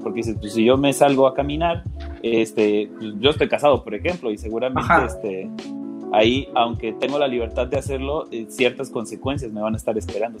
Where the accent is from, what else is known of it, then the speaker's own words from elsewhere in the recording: Mexico; aquí en México